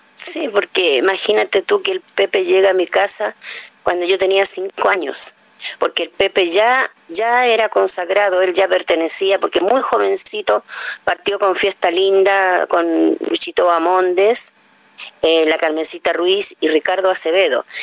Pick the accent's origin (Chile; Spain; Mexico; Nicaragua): Chile; las tonadas más hermosas que pueden haber en mi patria